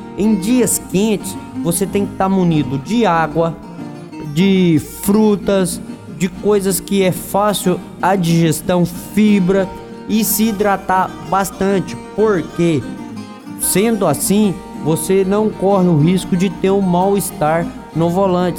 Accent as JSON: {"language": "Portuguese", "region": "Minas Gerais", "country": "Brazil", "tie": "born or raised there", "said": "O clima de Minas Gerais é um clima mais moderado, onde eu nasci"}